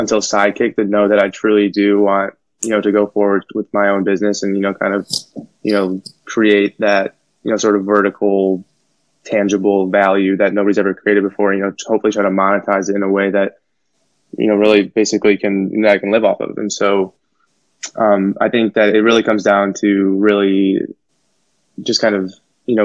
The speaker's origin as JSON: {"language": "English", "town": "Naperville", "region": "Illinois", "country": "United States", "tie": "born or raised there", "said": "from Naperville, so this is a suburb, probably, you know, 30, 45 minutes outside Chicago. I grew up there pretty much my whole life"}